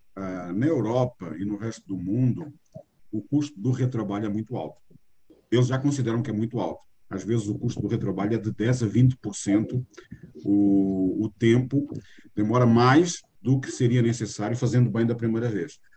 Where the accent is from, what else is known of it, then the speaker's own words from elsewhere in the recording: Portugal; accent: Portuguese; moved away as an adult; now in Brazil; Este sotaque meu, ele é com sotaque mais eh, puxado do que o normal, porque eu nasci em Portugal há 60 anos atrás